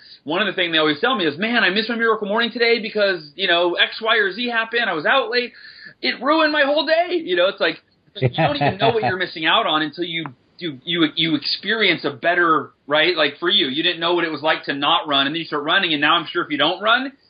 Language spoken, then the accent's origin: English; California, United States; Down near San Diego.